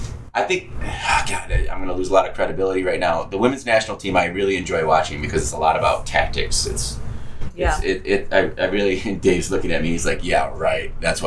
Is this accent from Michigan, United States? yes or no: yes; Detroit, Michigan, United States; If there was a Detroit MLS team, I'd have a vested interest.